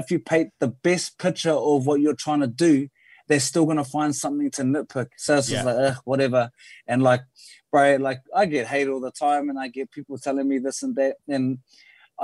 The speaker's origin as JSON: {"language": "English", "town": "Byron Bay", "region": "New South Wales", "country": "Australia", "tie": "born or raised there", "moved": "yes", "said": "I grew up in Byron Bay"}